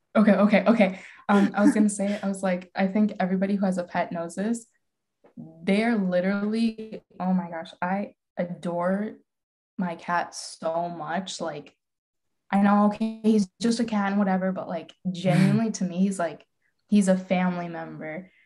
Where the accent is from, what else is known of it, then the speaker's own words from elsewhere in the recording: Calgary, Alberta, Canada; now in Michigan, United States; moving from my hometown to Michigan